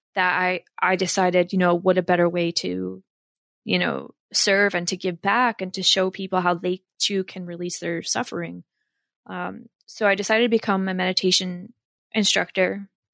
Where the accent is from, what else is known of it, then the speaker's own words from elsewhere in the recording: Warren County, Northwest New Jersey, United States; I'm from Northwest New Jersey, out by Pennsylvania, um, in Warren County. And I grew up there.